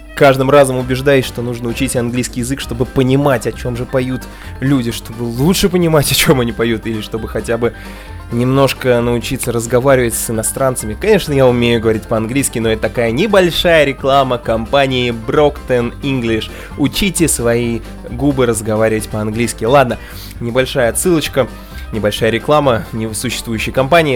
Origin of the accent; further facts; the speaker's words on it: Saratov, Saratov Oblast, Russia; я родился в Саратове